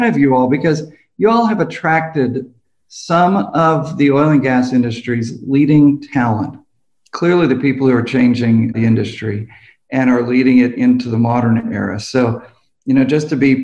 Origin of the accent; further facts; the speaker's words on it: Tulsa, Oklahoma, United States; I'm here in South Tulsa, Oklahoma. We grew up in East Tulsa, Oklahoma